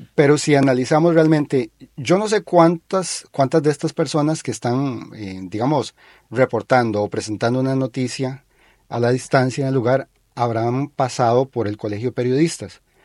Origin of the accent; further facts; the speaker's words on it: Costa Rica; nosotros, como costarricenses